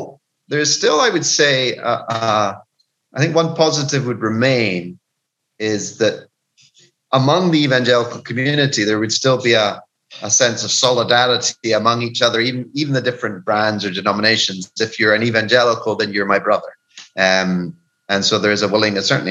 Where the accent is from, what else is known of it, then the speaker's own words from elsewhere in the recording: Scotland, United Kingdom; now in Peru; being a Scottish cynic